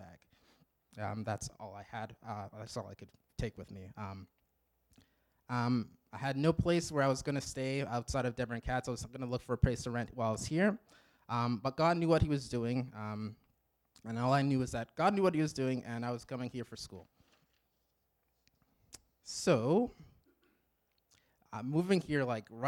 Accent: Regina, Saskatchewan, Canada; moved away as an adult; originally, I'm from Regina, Saskatchewan. I grew up in a good Christian home.

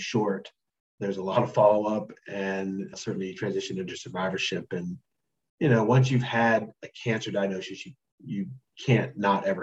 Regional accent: North Carolina, United States; also born or lived in Memphis, Tennessee; I'm from North Carolina.

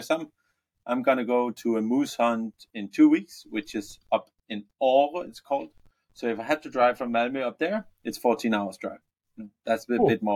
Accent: Denmark; also born or lived in Copenhagen, Denmark; I'm born and raised in Denmark. So I'm Danish.

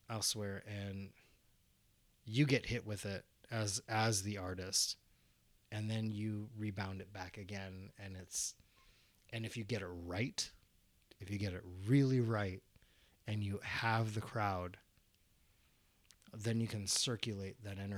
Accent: Fountain Hills, Arizona, United States; we're both from Fountain Hills, so we got to work with that that particular group who brought me in as a singer

